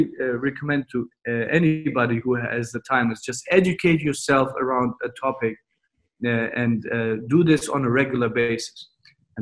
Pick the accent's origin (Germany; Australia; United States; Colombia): Germany; also born or lived in Turkey (ancestry); now in Dubai, United Arab Emirates; my parents are from Turkey, so I have Turkish descent. Then I was born in Germany